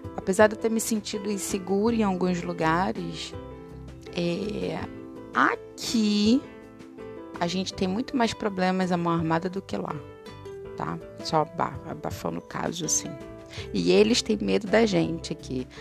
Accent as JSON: {"language": "Portuguese", "country": "Brazil", "said": "nós brasileiros"}